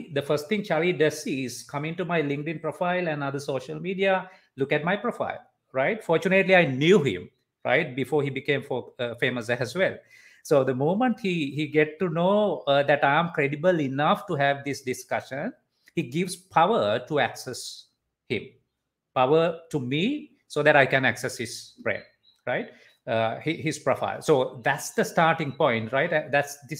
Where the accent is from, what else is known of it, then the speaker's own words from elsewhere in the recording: Sri Lanka; as Sri Lankans